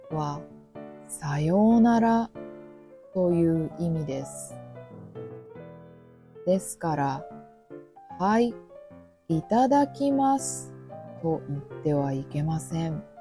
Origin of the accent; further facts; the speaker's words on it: Kobe, Hyogo, Japan; 私は神戸人ですけど